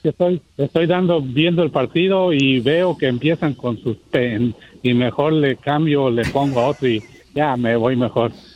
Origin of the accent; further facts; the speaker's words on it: Jalisco, Mexico; soy de Jalisco